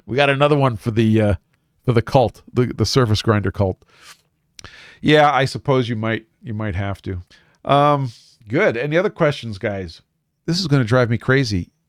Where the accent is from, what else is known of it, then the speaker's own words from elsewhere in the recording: New York City, New York, United States; building products in Brooklyn, New York, my hometown